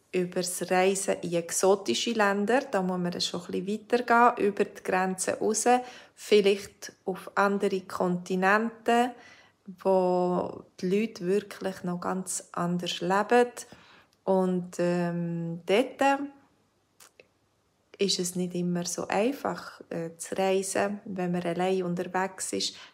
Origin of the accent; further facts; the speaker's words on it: Switzerland; ich bin ja selber Schweizerin, aber ich habe noch lange nicht alles gesehen in der Schweiz.